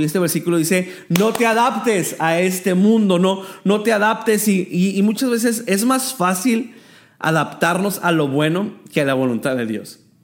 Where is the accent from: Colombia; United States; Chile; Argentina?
United States; El Paso, Texas; moved away as an adult; now in Tijuana, Mexico; soy originario del Paso, Texas, y tengo cinco años que estoy viviendo en Tijuana, Baja California